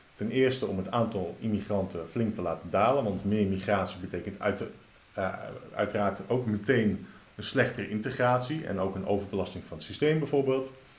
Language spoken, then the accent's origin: Dutch; Netherlands; als Nederlanders